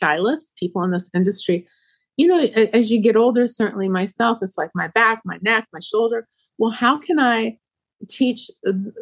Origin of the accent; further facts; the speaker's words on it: Egypt; now in Rockville, United States; I'm from Egypt